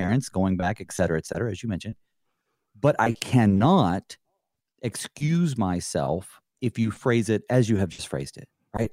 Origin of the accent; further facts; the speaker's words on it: the South, United States; I grew up in the South, uh, born, born in nineteen eighty, so I grew up, I guess, really in the nineties.